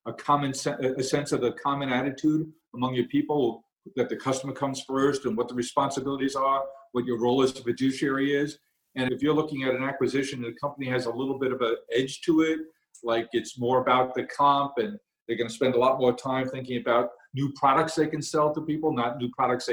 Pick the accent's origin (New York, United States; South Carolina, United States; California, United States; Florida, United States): New York, United States; New York City; I grew up in Queens